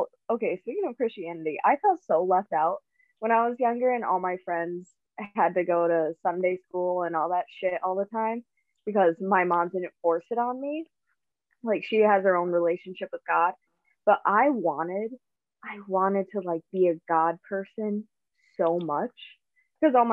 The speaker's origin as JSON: {"language": "English", "town": "Owen", "region": "Wisconsin", "country": "United States", "tie": "born or raised there", "said": "I grew up in Owen, Wisconsin, which is in central, like very central Wisconsin"}